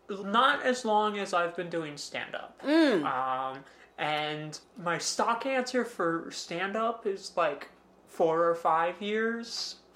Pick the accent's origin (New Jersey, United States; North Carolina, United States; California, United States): New Jersey, United States; Edison; I was born in Central Jersey, and I still live in Central Jersey.